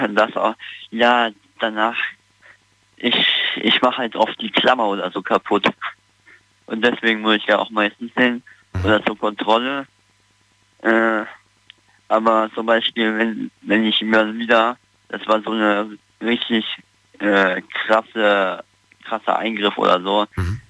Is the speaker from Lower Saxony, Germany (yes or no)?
no; Neunkirchen-Seelscheid, North Rhine-Westphalia, Germany; Neunkirchen-Seetscheid halt in der Nähe von Siegburg.